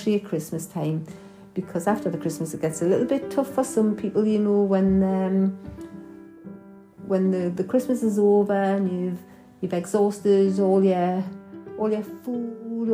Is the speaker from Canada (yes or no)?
no; Newcastle upon Tyne, North East England, United Kingdom; accent: Geordie; my Geordie accent